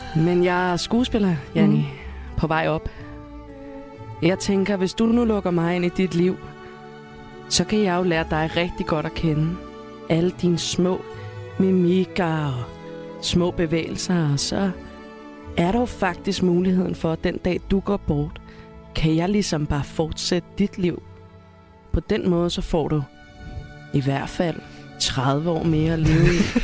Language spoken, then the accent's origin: Danish; Amager, Capital Region of Denmark, Denmark; Jeg kommer fra Amager